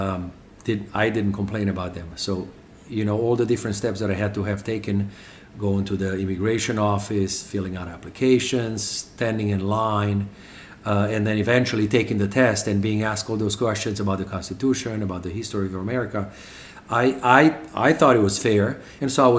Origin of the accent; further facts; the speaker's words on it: Romania; English is a second language; moved away as an adult; now in United States; I just turned 18. My father had left 3.5 years before I had made it out of Romania